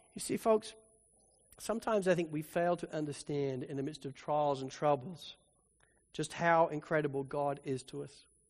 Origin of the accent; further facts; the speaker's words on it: Spalding, East Midlands, United Kingdom; moved away; I grew up pretty much in the Shire of the Hobbit